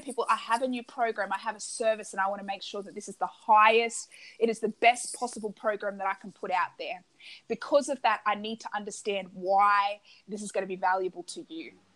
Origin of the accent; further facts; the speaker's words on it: Australia; I'm Australian